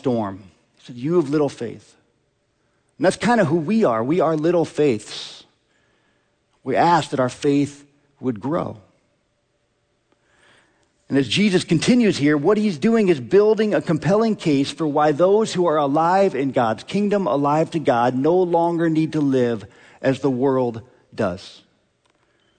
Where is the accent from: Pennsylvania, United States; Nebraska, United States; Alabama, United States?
Nebraska, United States; Omaha; I grew up in Omaha.